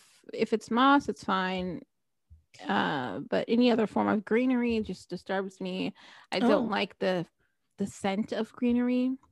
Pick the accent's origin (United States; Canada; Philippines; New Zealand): United States; New Jersey; now in Florida, United States; I grew up in New Jersey, so it's a long way from home.